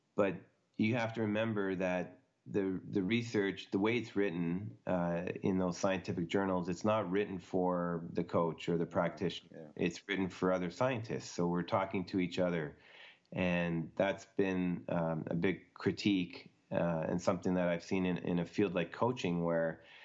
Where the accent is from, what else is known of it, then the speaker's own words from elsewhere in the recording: Ottawa, Ontario, Canada; moved away; growing up in Canada, I played hockey all year round pretty much